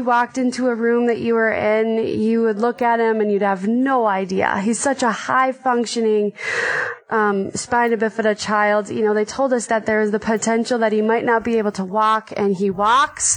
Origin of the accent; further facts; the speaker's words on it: Minnesota, United States; I'm from Minnesota and I have three kids